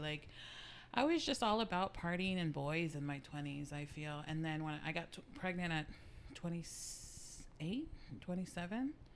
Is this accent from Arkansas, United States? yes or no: no; San Antonio, Texas, United States; I grew up here in San Antonio